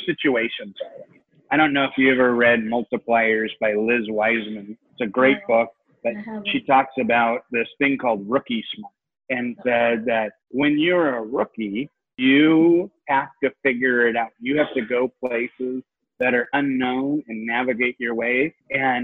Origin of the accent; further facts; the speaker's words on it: Seattle, Washington, United States; I'm from Seattle